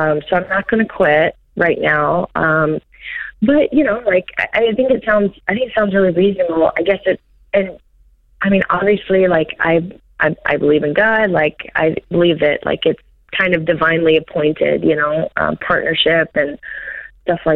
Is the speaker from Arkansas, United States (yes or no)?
yes; Arkansas, United States; I'm from Arkansas